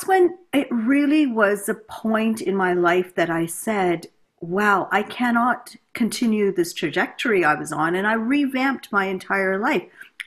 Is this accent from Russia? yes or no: no; Canada; also born or lived in India / United States; we migrated here to Canada. Grew up in a typical middle upper class sort